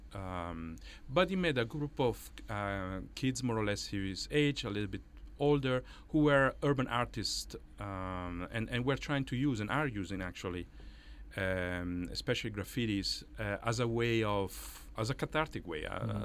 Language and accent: English; Italy; English is a second language; moved away as an adult; now in New York, United States; as you can maybe guess from my Irish accent, I'm uh, Italian, and and I came here to New York in the year 2000